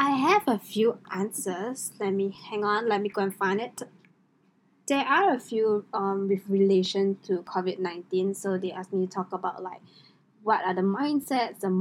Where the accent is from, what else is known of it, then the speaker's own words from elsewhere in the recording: Singapore; I am Singaporean, female obviously